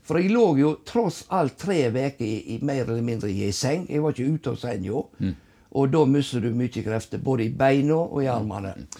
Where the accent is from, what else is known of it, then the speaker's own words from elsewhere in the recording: Husnes, Vestland, Norway; Og jeg vokste opp alene i Buksensteigen i lag med mamma